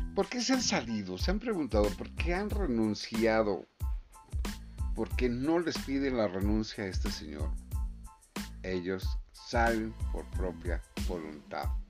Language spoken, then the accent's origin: Spanish; Mexico; yo como mexicano y nosotros como mexicanos